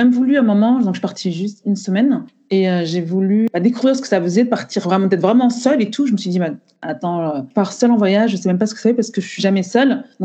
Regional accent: Cameroon; now in Île-de-France, France; Je suis originaire euh, du Cameroun. Je vis en Île-de-France.

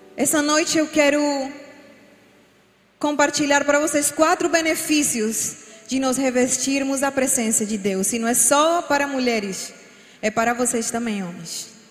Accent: Colombia; Portuguese is a second language; moved away as an adult; now in Brazil; sou colombiana, por isso às vezes vão escutar alguma palavra mal falada

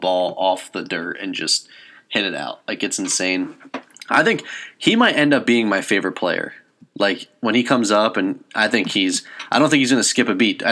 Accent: the Poconos, Pennsylvania, United States; we are from the Poconos

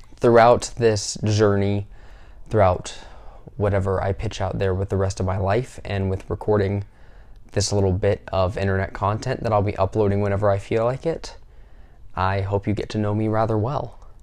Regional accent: the South, United States; I am from the South in the United States

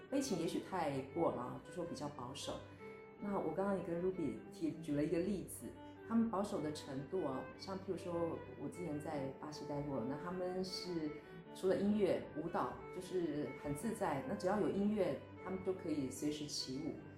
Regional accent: Taiwan; moved away as an adult; now in Portugal; 我们台湾人

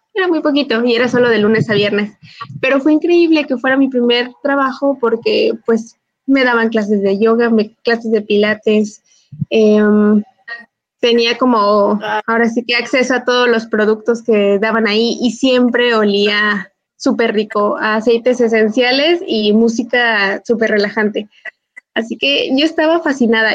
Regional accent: Cortazar, Guanajuato, Mexico; moved away; yo vengo de un, de un eh, pueblito, ya les he contado que vengo de Cortazar

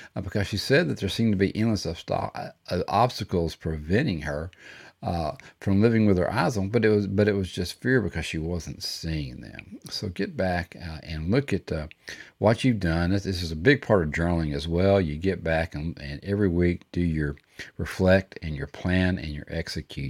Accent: Texas, United States; I'm from Texas and we used to say fixing to, all the time

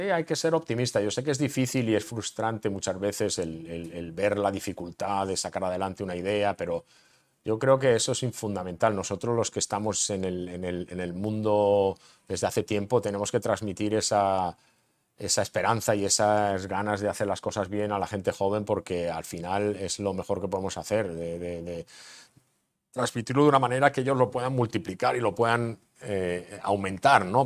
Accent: Barcelona, Catalonia, Spain; also born or lived in Madrid; now in Austin, United States; nací en Barcelona

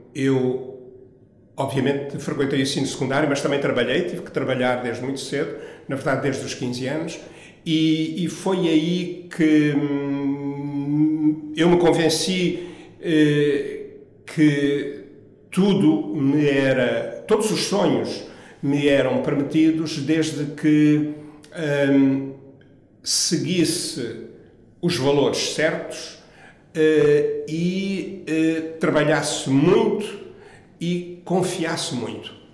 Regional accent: Angola; moved away as an adult; also born or lived in Viana do Castelo, Portugal / United States; now in Portugal; Eu nasci numa pequena aldeia próxima de Viana do Castelo, mas muito novo fui para Angola, de modo que toda a minha infância e juventude decorreu em Angola

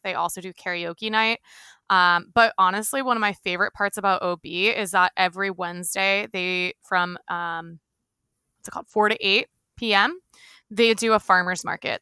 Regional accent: right outside of Philadelphia, Pennsylvania, United States; now in San Diego, United States; born and raised, um, right outside of Philly

